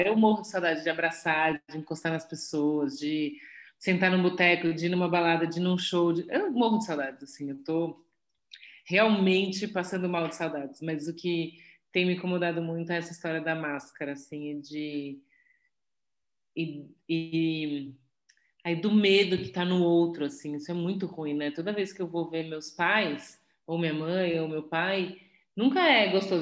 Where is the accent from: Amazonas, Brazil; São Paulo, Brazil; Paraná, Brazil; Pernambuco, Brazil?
São Paulo, Brazil; fui nascida e criada em São Paulo, é, sempre na Zona Oeste